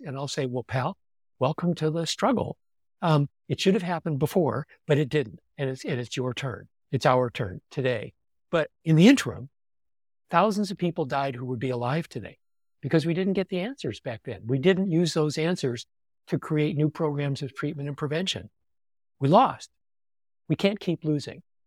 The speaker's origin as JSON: {"language": "English", "region": "California", "country": "United States", "said": "I'm a Californian. You know, we don't do job titles here."}